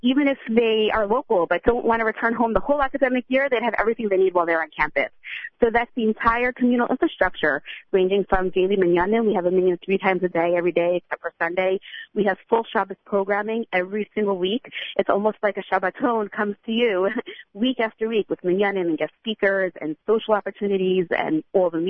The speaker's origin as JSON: {"language": "English", "town": "Teaneck", "region": "New Jersey", "country": "United States", "moved": "yes", "lives_now": "Los Angeles, United States", "said": "My husband and I are both from Teaneck, New Jersey."}